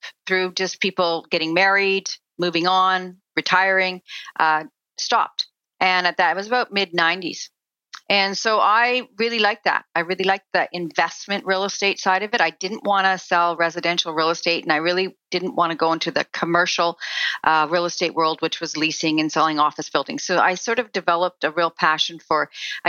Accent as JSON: {"language": "English", "region": "Saskatchewan", "country": "Canada", "tie": "born or raised there", "said": "I grew up in Saskatchewan on a farm"}